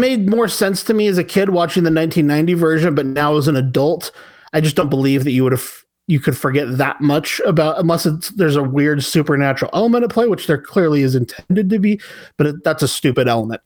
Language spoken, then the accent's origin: English; United States; speaking as a American citizen